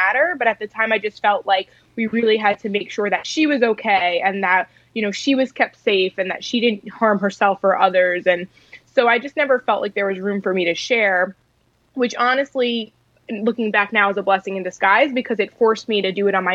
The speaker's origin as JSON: {"language": "English", "area": "Long Island", "region": "New York", "country": "United States", "tie": "born or raised there", "said": "I actually grew up on Long Island, New York"}